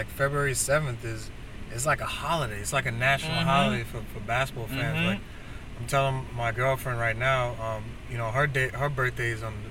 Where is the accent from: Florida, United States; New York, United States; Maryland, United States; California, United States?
New York, United States; New York City